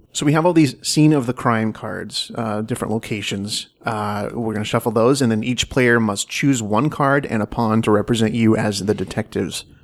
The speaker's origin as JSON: {"language": "English", "region": "Washington", "country": "United States", "moved": "as an adult", "said": "I am from the Northwest originally. I'm from Washington State. So I went home."}